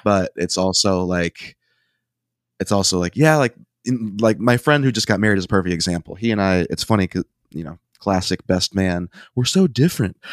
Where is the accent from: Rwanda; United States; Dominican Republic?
United States; Ohio; We're all from Ohio